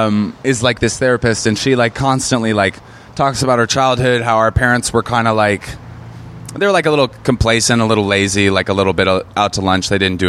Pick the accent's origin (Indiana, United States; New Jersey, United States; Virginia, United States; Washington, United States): Washington, United States; Seattle; moved away as an adult; also born or lived in New York; now in Los Angeles, United States; I come from Seattle.